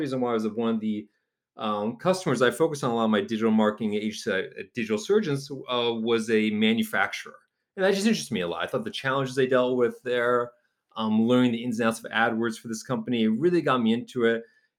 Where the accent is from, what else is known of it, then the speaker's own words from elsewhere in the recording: New Haven, Connecticut, United States; I actually worked at a digital marketing agency where I'm from New Haven, Connecticut.